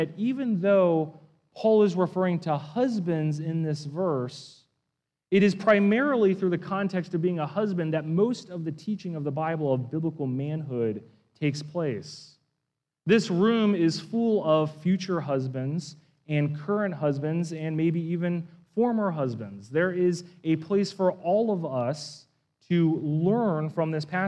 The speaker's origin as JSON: {"language": "English", "region": "East Coast", "country": "United States", "tie": "born or raised there", "moved": "yes", "said": "I come from the East Coast, where I live within really just an hour of dozens of Civil War battlefields. And so that was such a hobby and a subculture of where I grew up"}